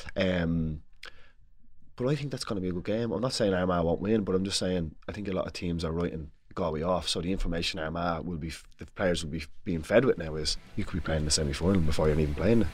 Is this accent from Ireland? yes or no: yes; Dublin, Leinster, Ireland; I'm from Dublin